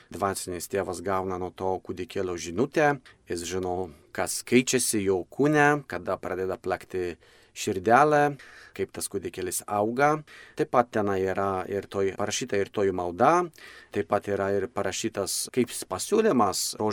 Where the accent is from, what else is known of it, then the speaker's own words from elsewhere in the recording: Poland; now in Lithuania; aš pats esu kilęs iš, iš Lenkijos